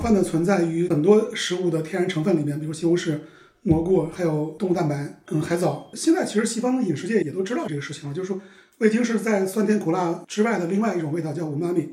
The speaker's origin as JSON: {"language": "Chinese", "town": "Xi'an", "region": "Shaanxi", "country": "China", "also_born_or_lived": "New York, United States", "moved": "as an adult", "said": "因为我是西安人，所以我在美国我就吃不了凉皮儿"}